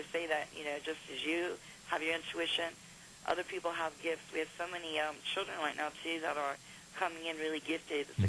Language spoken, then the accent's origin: English; United States; I am from America